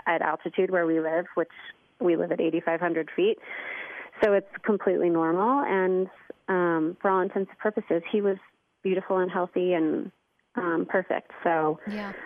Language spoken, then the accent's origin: English; St. Louis, Missouri, United States; moved away as an adult; also born or lived in Indianapolis, Indiana / Miami, Florida / Los Angeles, California; my family um, moved to St. Louis when I was four. Um, and then I grew up in St. Louis, in Chesterfield, Missouri